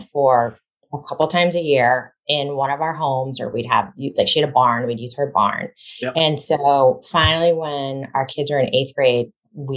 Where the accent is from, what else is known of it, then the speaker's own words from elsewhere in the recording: Wayland, Massachusetts, United States; also born or lived in Vermont; I grew up in the town of Wayland, which is where I happen to also live now